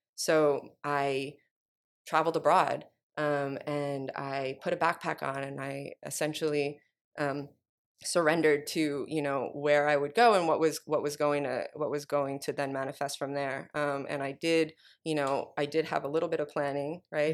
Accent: New York, United States; moved away as an adult; now in Oakland, United States; I'm from New York, um, born and raised

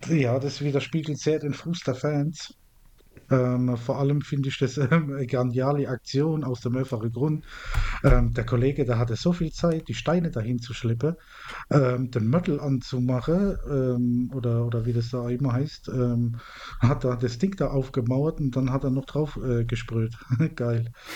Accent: Mannheim, Baden-Württemberg, Germany; meine Heimatstadt, wo ich auch herkomme

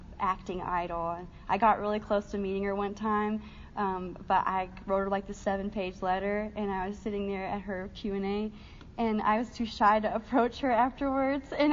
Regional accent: Shelby, North Carolina, United States; moved away; I felt really different in my hometown, and I'm from a really small rural town in North Carolina

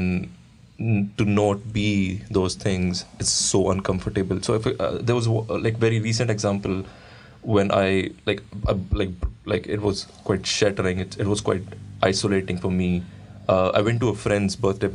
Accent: India; moved away; The area that I grew up in India is a very masculine

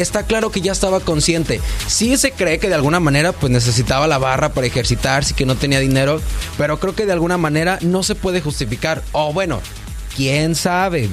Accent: León, Guanajuato, Mexico; now in Canada; locutor 100% mexicano de México, León, Guanajuato, donde la vida no vale nada

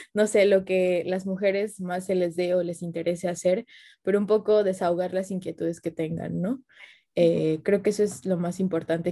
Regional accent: Xalapa, Veracruz, Mexico; yo soy de Jalapa

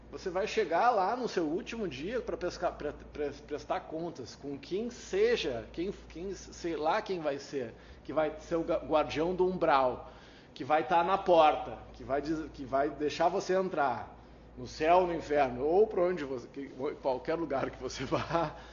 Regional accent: Brazil; Eu sou brasileiro, não desisto nunca, não desisto de ninguém, eu não desisto.

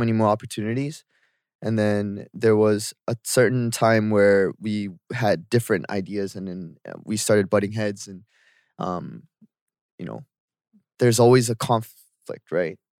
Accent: Canada; moved away as an adult; now in South Korea; growing up in Canada

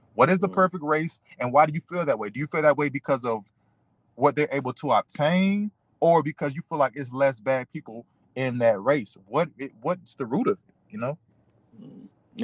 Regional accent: United States; I am still an American

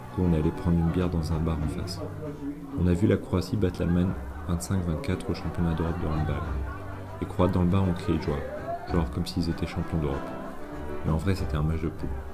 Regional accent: France; je comprends pas le croate et que je suis français

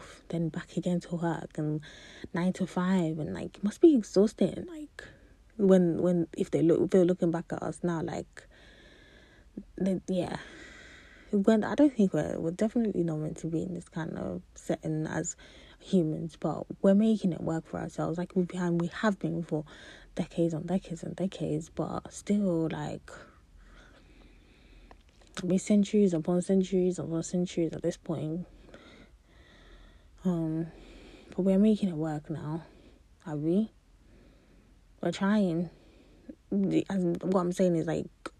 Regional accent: Nigeria; I'm a Nigerian wise, I could cook a lot of Nigerian food and snack and stuff

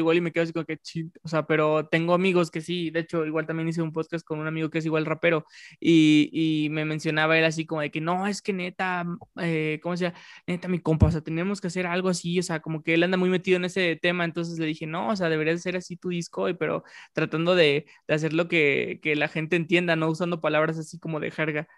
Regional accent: Mexico; yo siendo mexicano

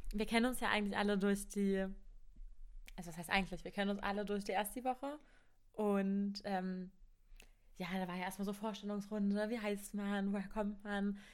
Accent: Cottbus, Brandenburg, Germany; ich bin 20 Jahre alt und komme aus Cottbus.

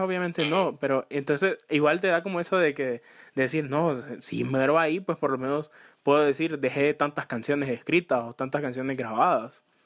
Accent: Honduras; uno como hondureño

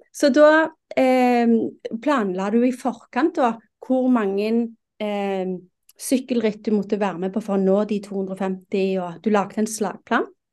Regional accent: Rogaland, Norway; jeg er fra Rogaland

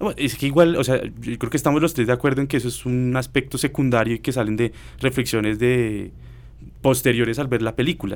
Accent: Colombia; nosotros como colombianos

